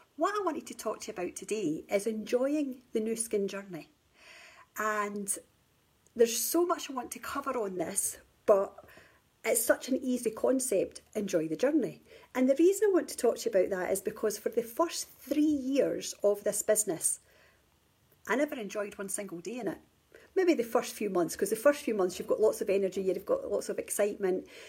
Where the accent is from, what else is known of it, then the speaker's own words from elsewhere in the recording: Scotland, United Kingdom; moved away; also born or lived in England; I live in Scotland and England. I live between both at the moment. I'm originally from Scotland